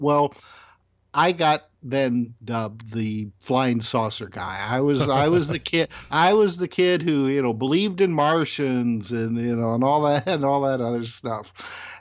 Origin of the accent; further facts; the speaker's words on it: Indiana, United States; born and raised in Indiana